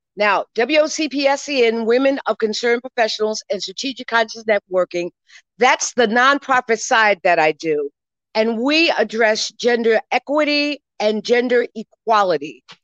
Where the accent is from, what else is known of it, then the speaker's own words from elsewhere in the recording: New York, United States; I was born here in New York and grew up in New York